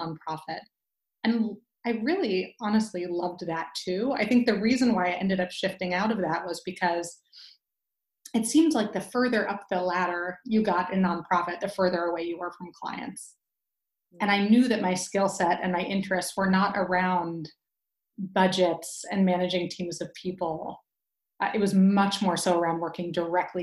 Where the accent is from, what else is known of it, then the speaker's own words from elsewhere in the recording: Midwest, United States; moved away as an adult; now in Bay Area, United States; I'm originally from the Midwest, and I made my way out here, I think about 15 years ago